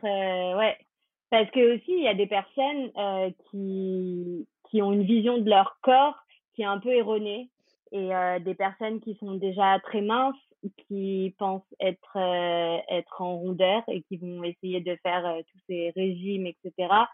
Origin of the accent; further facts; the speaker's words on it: France; on est français